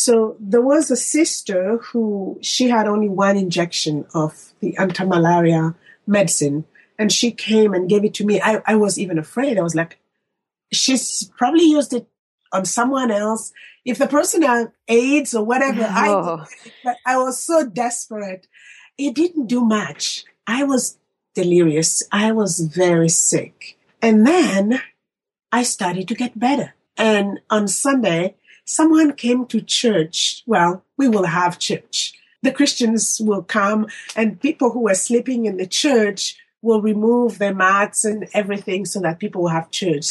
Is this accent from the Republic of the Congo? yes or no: yes; Republic of the Congo; moved away as an adult; now in United States; I'm from Congo Brazzaville.